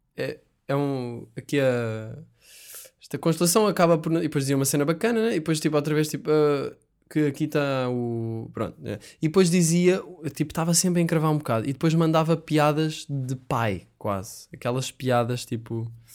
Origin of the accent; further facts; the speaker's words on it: Sintra, Lisbon, Portugal; Sintra, eu adoro Sintra, que é de onde eu sou